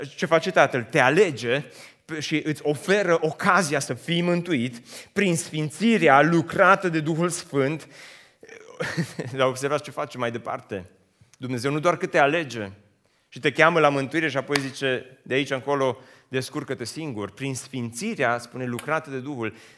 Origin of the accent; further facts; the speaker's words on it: Romania; moved away as an adult; also born or lived in United States; am preferat să mă întorc acasă, ca să nu mai fiu străin